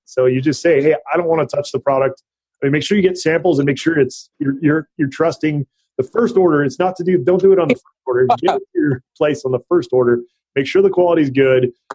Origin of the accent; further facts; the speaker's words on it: Hawaii, United States; moved away as an adult; also born or lived in North Dakota; now in Northern California, United States; I grew up in Hawaii. and went to college in North Dakota